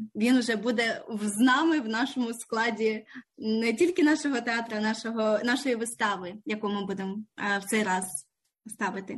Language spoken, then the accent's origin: Ukrainian; Ukraine; moved away as an adult; now in Canberra, Australia; ми обидва з України. Ми тут в Австралії не так нові. Мій чоловік 8 років, я 4 роки